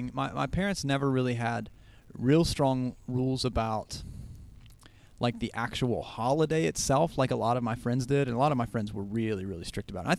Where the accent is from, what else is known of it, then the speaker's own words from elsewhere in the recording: Appalachia, United States; growing up in Appalachia